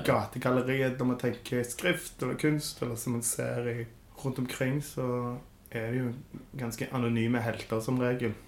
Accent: Stavanger, Rogaland, Norway; Jeg vokste opp på Kjensvoll

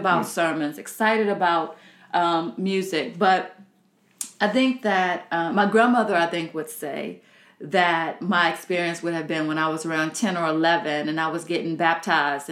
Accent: Southern Virginia, United States; I'm from Southern Virginia

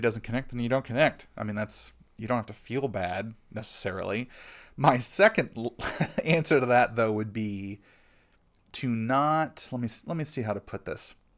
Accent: United States; as American Christians

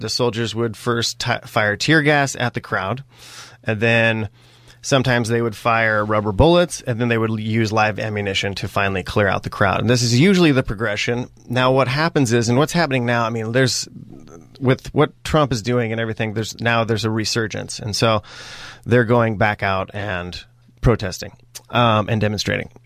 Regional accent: Springfield, Oregon, United States; also born or lived in Bend, Oregon; I was, uh, born and raised in Springfield, Oregon. I'm a true-blooded Oregonian

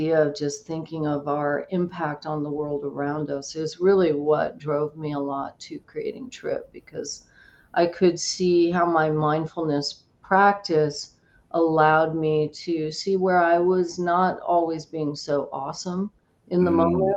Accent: Oahu, Hawaii, United States; moved away; We grew up on Oahu, but we spent our summers on the Big Island and also Kauai

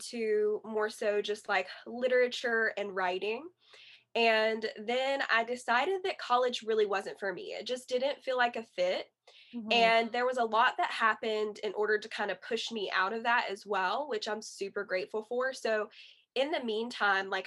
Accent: Yadkin County, North Carolina, United States; also born or lived in Wilkesboro, North Carolina / Cullowhee, North Carolina; So then around third grade or second grade, we moved to Yadkin County

